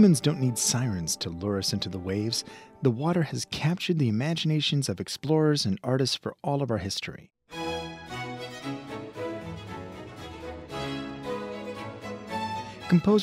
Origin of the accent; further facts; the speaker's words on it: the American South, United States; I grew up in the American South